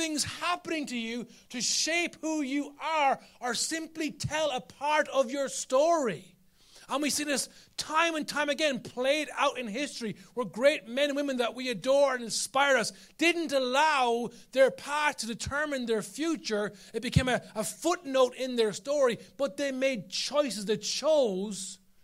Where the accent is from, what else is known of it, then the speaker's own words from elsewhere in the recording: Carlow, Leinster, Ireland; I'm from Carlo.